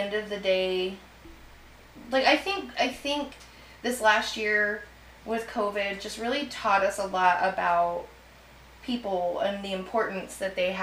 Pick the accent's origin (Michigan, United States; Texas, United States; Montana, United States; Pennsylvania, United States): Texas, United States; Petronila; I grew up out in Petronila, which we were surrounded by farmland